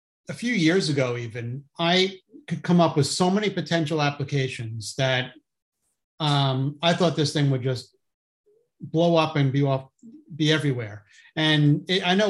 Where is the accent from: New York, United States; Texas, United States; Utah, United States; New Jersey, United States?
New Jersey, United States; I'm from New Jersey